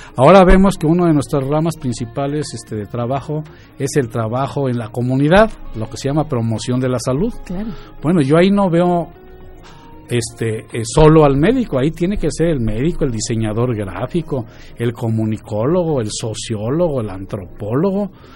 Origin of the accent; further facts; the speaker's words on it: Mexico City, Mexico; moved away as an adult; also born or lived in Guadalajara; now in Querétaro, Mexico; yo soy de Ciudad de México y estudié en la Universidad Nacional Autónoma de México